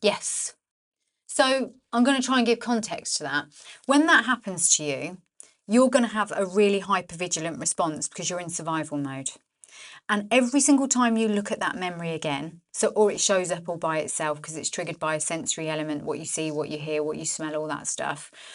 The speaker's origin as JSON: {"language": "English", "town": "Northampton", "region": "East Midlands", "country": "United Kingdom", "tie": "born or raised there"}